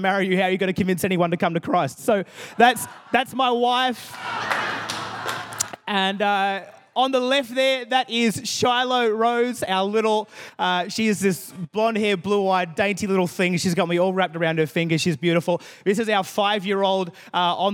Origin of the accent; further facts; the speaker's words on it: Adelaide, South Australia, Australia; I am from God's favourite city in Australia, Adelaide, South Australia